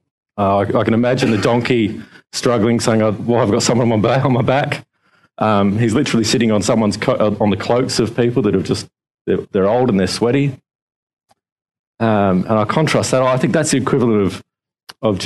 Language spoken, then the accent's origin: English; Adelaide, South Australia, Australia; now in Victoria, Australia; growing up in Adelaide, back in 2004, when the mighty Port Adelaide Power won the flag, we had a parade through the streets of Adelaide